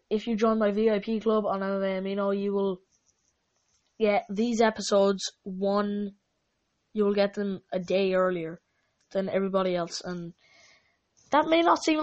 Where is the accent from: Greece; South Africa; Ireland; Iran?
Ireland; I'm Irish, just like McGregor is